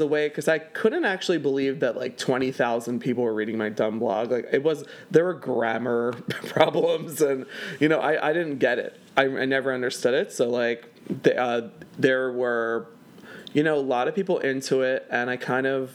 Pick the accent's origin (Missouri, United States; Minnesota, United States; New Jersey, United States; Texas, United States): New Jersey, United States; moved away as an adult; now in Philadelphia, United States; I was born in a very dangerous part of South Philly, and my parents uh, worked their asses off to buy a house in South Jersey